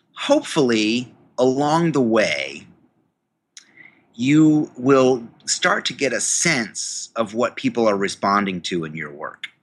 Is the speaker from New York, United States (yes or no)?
yes; New York, United States; I went to the university in my hometown, um, State University of New York